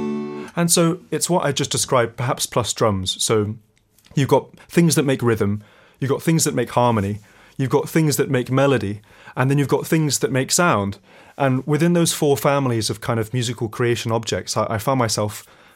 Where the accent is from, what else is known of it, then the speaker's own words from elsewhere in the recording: London, United Kingdom; I'm from North London.